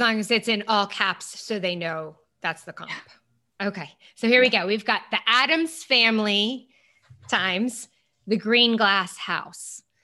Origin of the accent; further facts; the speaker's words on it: United States; me being American